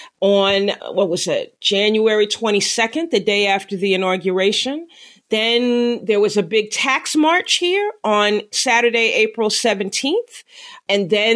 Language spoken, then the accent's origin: English; New York City, New York, United States; from New York City, from my hometown, from Sunset Park, Brooklyn